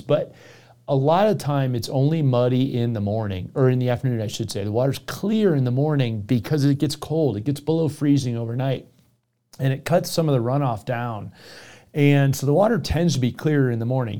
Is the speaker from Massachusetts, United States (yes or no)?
no; Florida, United States; moved away; Naples, Florida, which is my home state